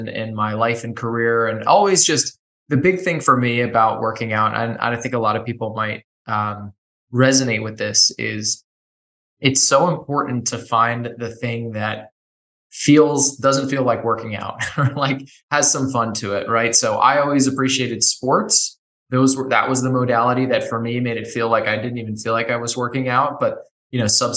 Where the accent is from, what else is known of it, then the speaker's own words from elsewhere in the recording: Connecticut, United States; also born or lived in New York City, New York; So I was born in New York, New York City. I grew up in Connecticut.